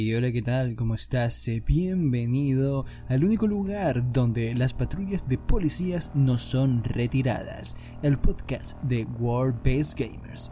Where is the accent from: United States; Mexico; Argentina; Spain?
Spain; yo, soy, español